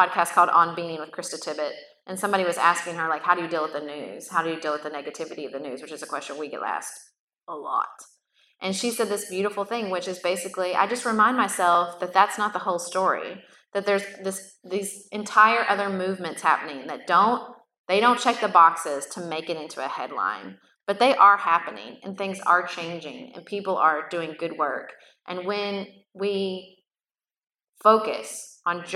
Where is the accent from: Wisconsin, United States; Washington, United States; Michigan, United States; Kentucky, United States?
Kentucky, United States; I'm from Kentucky.